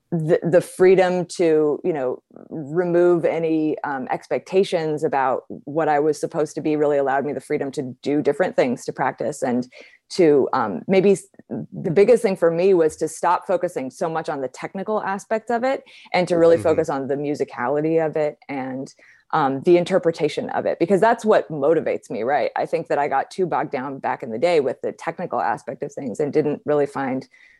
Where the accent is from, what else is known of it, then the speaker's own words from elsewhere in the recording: California, United States; I grew up in Southern California.